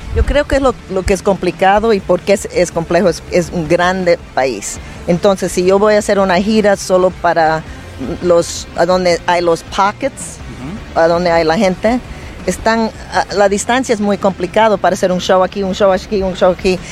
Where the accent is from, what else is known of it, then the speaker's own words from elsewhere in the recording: New York, United States; also born or lived in Ecuador; me crié en Nueva York tocando en los clubs de Nueva York